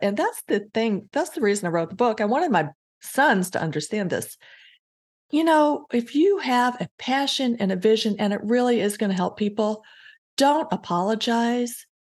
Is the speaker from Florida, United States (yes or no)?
no; Colorado, United States; moved away; also born or lived in Iowa; I grew up in Colorado